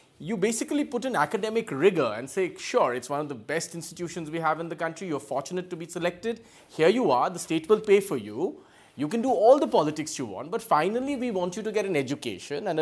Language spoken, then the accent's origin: English; Kolkata, West Bengal, India; I'm from Calcutta. I spend all my family's from Calcutta